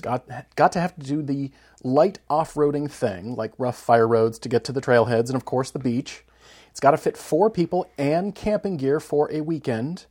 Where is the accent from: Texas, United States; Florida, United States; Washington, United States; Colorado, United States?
Colorado, United States; Fort Collins; Fort Collins, Colorado, my hometown, where I, where I grew up